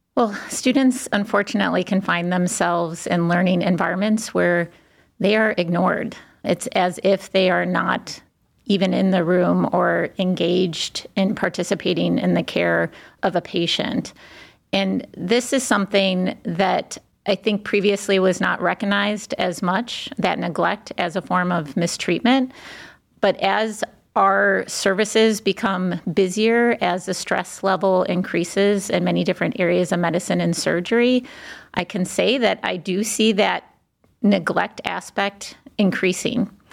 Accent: Cleveland, Ohio, United States; moved away as an adult; also born or lived in Washington, D.C. / New Haven, Connecticut; I was born in Cleveland, left and lived on both coast, but of course came back to Cleveland

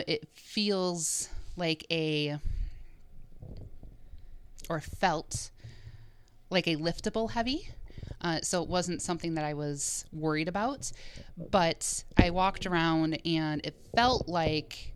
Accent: Menomonee Falls, Wisconsin, United States; I grew up in Menomonee Falls, so I passed this house quite a bit

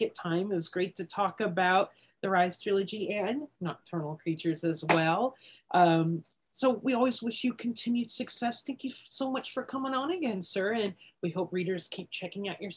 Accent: Washington, United States; I grew up in Washington, so I grew up with Mount St. Helens lore and Bigfoot lore

